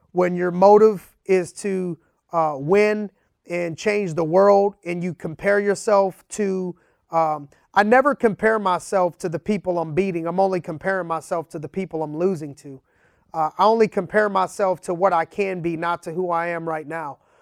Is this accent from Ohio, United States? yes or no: yes; Youngstown, Ohio, United States; growing up in Youngstown, Ohio.